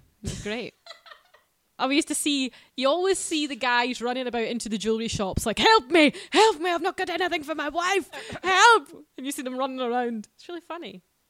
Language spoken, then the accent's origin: English; Scotland, United Kingdom; I'm Scottish